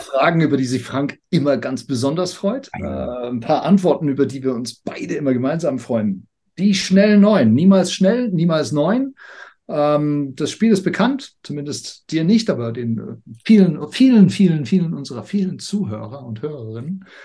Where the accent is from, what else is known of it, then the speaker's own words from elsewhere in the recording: United Kingdom; moved away; als ich aufgewachsen bin in Großbritannien